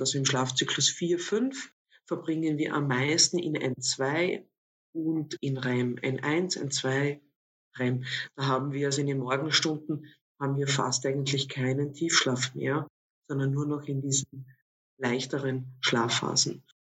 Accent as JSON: {"language": "German", "town": "Villach", "region": "Carinthia", "country": "Austria", "tie": "born or raised there", "moved": "as an adult", "lives_now": "Vienna, Austria", "said": "Ursprünglich meine Wurzeln habe ich, wie man dann doch manchmal noch äh, unschwer erkennen kann, äh, an meiner Sprache in Kärnten. Also ich bin in Villach aufgewachsen"}